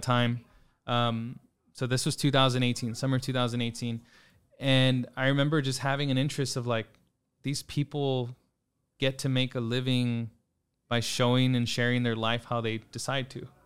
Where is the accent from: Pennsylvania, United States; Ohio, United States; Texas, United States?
Texas, United States; San Antonio; also born or lived in Austin, Texas / New York; born and raised in San Antonio, grew up kind of all over throughout the city